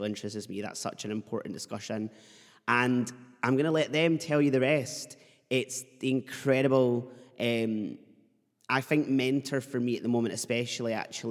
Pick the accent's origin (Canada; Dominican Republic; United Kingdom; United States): United Kingdom; Edinburgh, Scotland; you're from Edinburgh like me